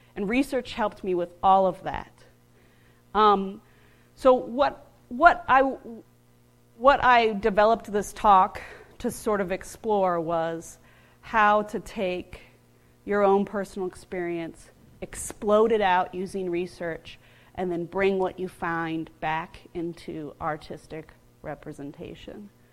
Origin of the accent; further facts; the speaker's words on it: United States; I grew up outside of Washington, D.C., and where I grew up, I was surrounded by Civil War battlefields